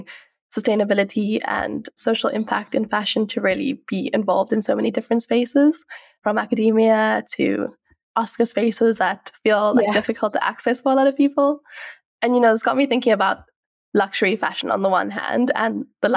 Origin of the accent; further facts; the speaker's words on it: South Africa; I have been born and raised in South Africa